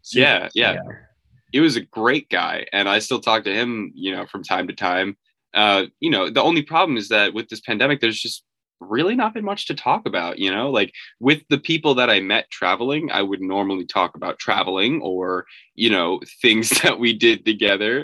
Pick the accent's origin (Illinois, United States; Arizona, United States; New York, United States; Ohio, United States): New York, United States; I'm from New York